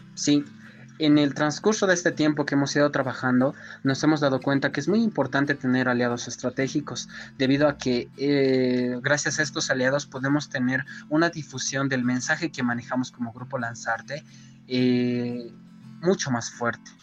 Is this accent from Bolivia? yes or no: yes; Coroico, La Paz, Bolivia; soy del municipio de Coroico